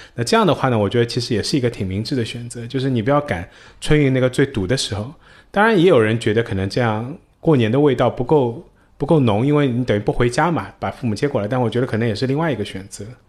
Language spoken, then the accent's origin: Chinese; Shanghai, China; 我们从一个土生土长的上海人的角度